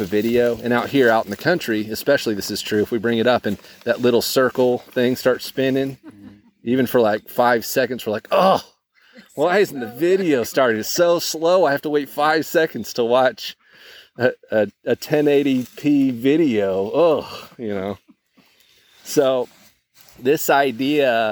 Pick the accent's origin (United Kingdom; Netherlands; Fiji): Fiji; now in United States; growing up in Fiji